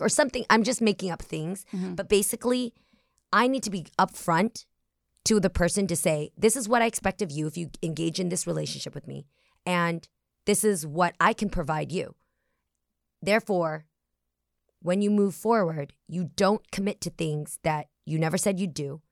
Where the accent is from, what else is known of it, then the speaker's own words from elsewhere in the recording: the Bay Area, California, United States; we're both from the Bay Area